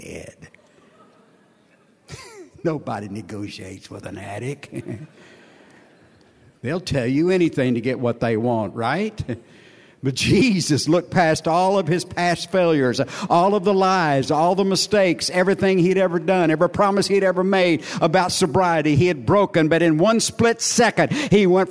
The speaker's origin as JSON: {"language": "English", "area": "Sierra Lake", "region": "Texas", "country": "United States", "said": "I'm from Sierra Lake, Texas."}